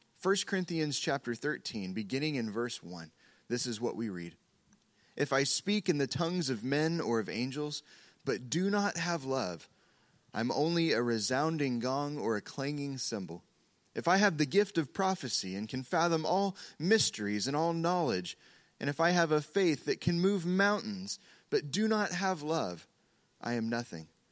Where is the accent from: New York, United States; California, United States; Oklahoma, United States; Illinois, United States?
Oklahoma, United States; we're from Oklahoma